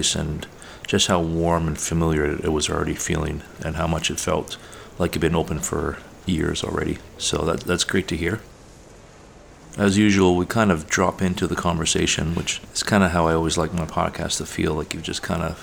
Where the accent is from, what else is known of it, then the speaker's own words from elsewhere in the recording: Tri-Cities, British Columbia, Canada; where I grew up in the Tri-Cities, which is an area within the lower mainland of BC